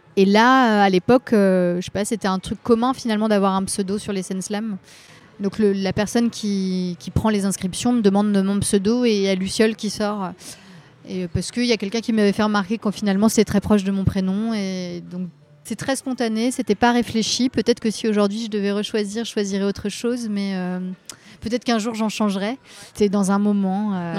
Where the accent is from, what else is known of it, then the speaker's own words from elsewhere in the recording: Rennes metropolitan area, Brittany, France; moved away as an adult; now in Paris, France; je, suis née à Rennes. J'ai grandi dans, un petit, dans une petite ville dans la métropole rennaise et je suis restée dans ce coin-là jusqu'à mes 20 ans où après je suis arrivée à à Paris